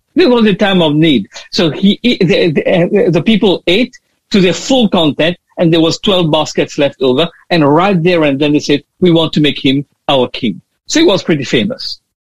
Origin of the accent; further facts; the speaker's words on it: Mauritius; now in Australia; I am from Mauritius